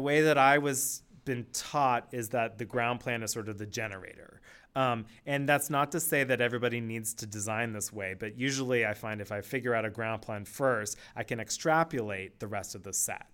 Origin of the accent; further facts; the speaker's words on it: Palo Alto, California, United States; when I was growing up, I grew up in Palo Alto